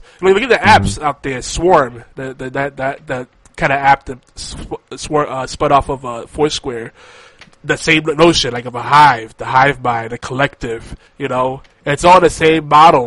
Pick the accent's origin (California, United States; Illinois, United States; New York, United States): New York, United States; New York City; I grew up in Midtown Manhattan